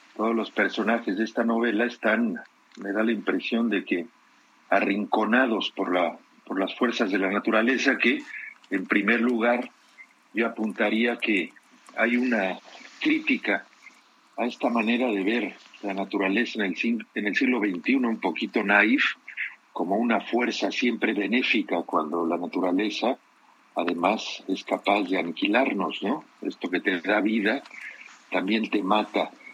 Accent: Mexico; moved away as an adult; now in Europe; Yo desde hace muchos años vivo en Europa, yo nací y crecí en México

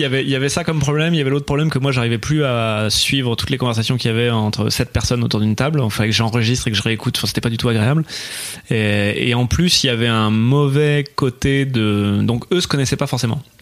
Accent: Bordeaux, Nouvelle-Aquitaine, France; je, suis né à Bordeaux

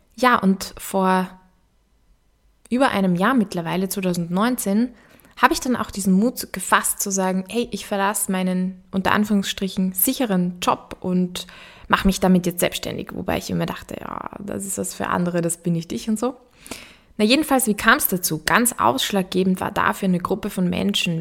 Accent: Upper Austria, Austria; accent: Austrian; moved away as an adult; also born or lived in Vienna; Vielleicht hörst du das auch, dass ich aus Österreich komme. Genauer gesagt wurde ich in Oberösterreich geboren und bin dann zum Studieren nach Wien gekommen

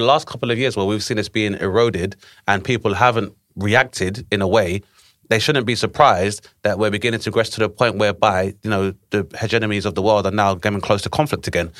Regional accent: Grenada; moved away; my home country of Grenada was invaded in nineteen eighty-two

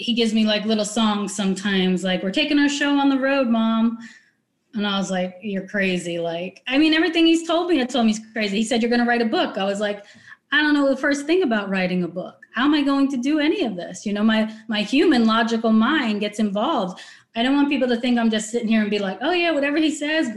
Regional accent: New York, United States; moved away; I grew up in New York. My family, we're Italian.

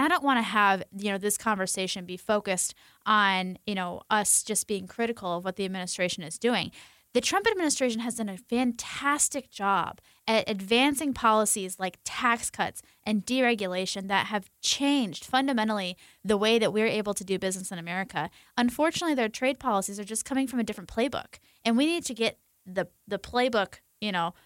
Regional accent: Michigan, United States; And I come from Michigan, a place of folks who are living those kind of middle class livelihoods.

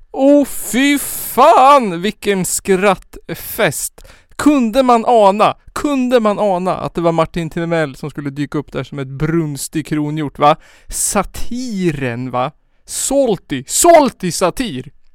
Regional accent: Skåne, Sweden; Född den 23 maj 1991 i Hemsödynge i Skåne

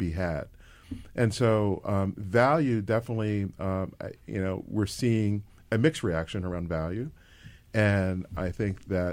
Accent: Philadelphia, Pennsylvania, United States; I am a born and bred in Philadelphia

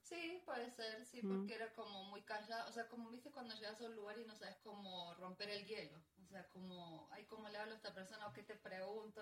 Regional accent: Florencio Varela, Buenos Aires Province, Argentina; moved away as an adult; also born or lived in Perth, Australia / Australia; now in Colombia; Yo nací en la capital federal, o sea, en la ciudad autónoma de Buenos Aires, pero yo sé que a los poquitos meses ya me mudé a la provincia de Buenos Aires.

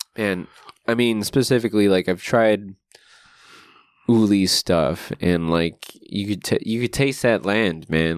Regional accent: Guam; now in Long Beach, United States; growing up on Guam

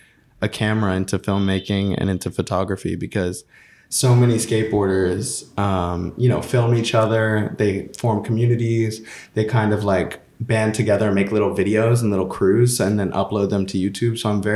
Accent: Atlanta, Georgia, United States; moved away; also born or lived in New York; I mean, I grew up in Atlanta, Georgia

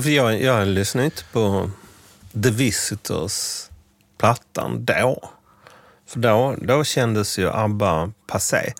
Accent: Scania countryside, Skåne, Sweden; i den by på den skånska landsbygden där jag växte upp

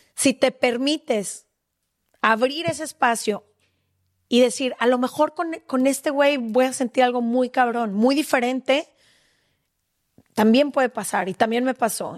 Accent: Mexico; como mujer mexicana

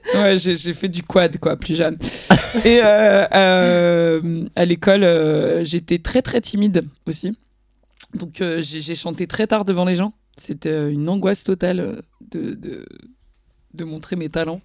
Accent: Magny-en-Vexin, Île-de-France, France; moved away; j'ai grandi une partie de mon enfance à Magnan-Vexin, la campagne perdue. Euh, c'est où C'est dans le 95, dans le Vexin

